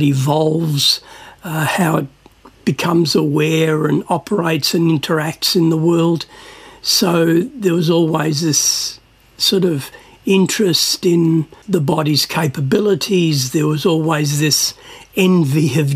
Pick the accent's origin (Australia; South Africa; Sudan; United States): Australia; Melbourne, Victoria; also born or lived in Cyprus; I grew up in Sunshine and Footscray